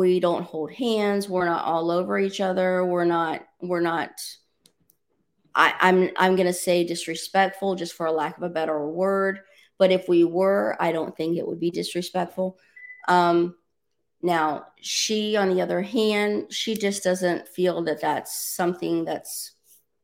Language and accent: English; Orlando, Florida, United States; now in Miami, United States; I was born and raised in Orlando.